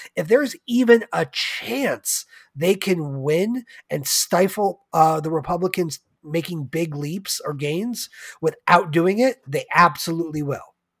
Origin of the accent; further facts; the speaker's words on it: United States; being an American